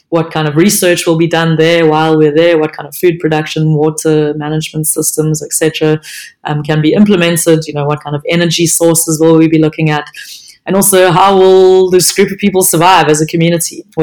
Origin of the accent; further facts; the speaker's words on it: South Africa; if being a South African counts